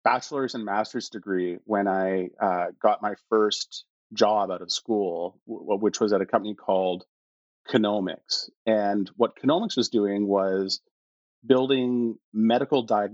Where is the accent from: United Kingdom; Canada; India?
Canada; Edmonton, Alberta; also born or lived in Toronto; I really grew up in Edmonton, went to junior high and high school in Edmonton